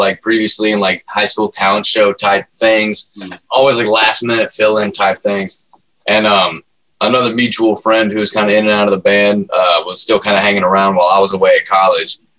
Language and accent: English; Tennessee, United States; I'm also from Tennessee.